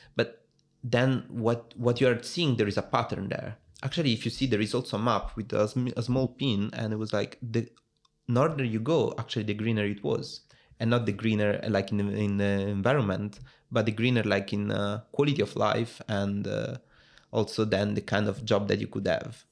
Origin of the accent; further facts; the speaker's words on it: Italy; accent: Italian; English is a second language; moved away as an adult; also born or lived in Rome; now in Netherlands; I'm from Italy, as you can guess from my accent.